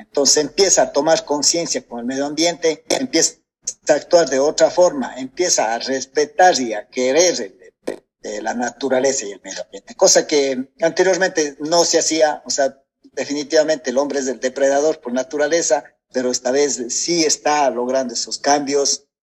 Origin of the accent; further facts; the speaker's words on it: Gualaceo, Azuay, Ecuador; soy de acá de Gualaceo